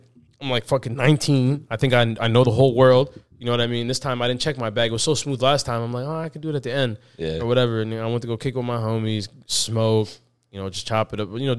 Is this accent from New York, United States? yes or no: no; Minnesota, United States; all of my cousins that I grew up with in Minnesota.